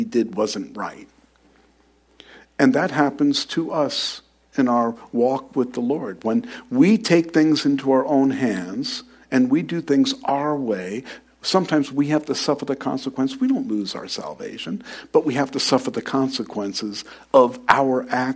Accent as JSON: {"language": "English", "region": "New York", "country": "United States", "tie": "born or raised there", "moved": "yes", "said": "I was born and raised in New York"}